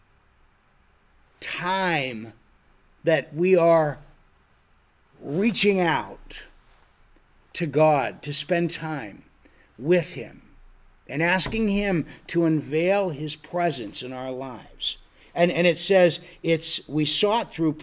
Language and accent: English; Erie, Pennsylvania, United States; moved away as an adult; also born or lived in Florida; I'm from Erie, Pennsylvania, but I went to school in Florida